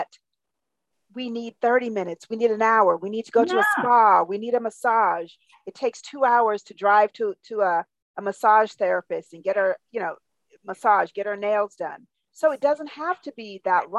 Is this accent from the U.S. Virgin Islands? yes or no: no; Jamaica; I'm from Jamaica, so I too had that role model of watching my mom